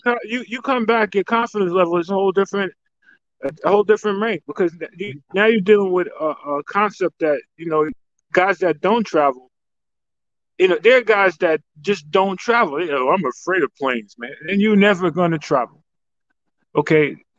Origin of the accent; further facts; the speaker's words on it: Yonkers, New York, United States; yo, that's my home. Yeah, literally, yeah. And I'm like, yo, I was born and raised on Riverdale Avenue.